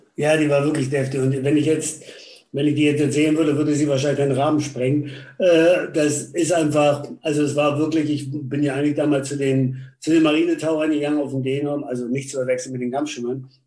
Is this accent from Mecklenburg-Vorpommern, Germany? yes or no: yes; Rügen, Mecklenburg-Vorpommern, Germany; moved away; also born or lived in Stralsund; ich bin ja auf Rügen mehr oder weniger groß geworden, in Barbe